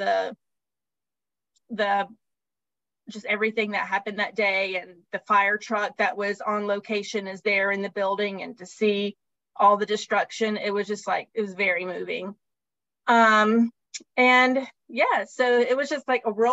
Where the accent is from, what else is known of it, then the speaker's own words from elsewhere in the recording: Georgia, United States; I'm from Georgia